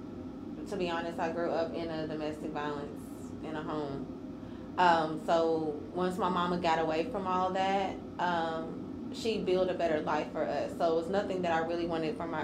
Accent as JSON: {"language": "English", "town": "Lebanon", "region": "Tennessee", "country": "United States", "said": "I'm from Lebanon, Tennessee."}